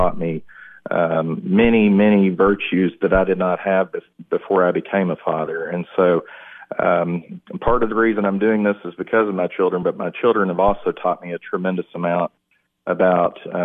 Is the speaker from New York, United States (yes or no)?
no; McMinnville, Tennessee, United States; I grew up in McMinnville, moved there after seventh grade, went to Morrison Elementary School, graduated from Warren County High School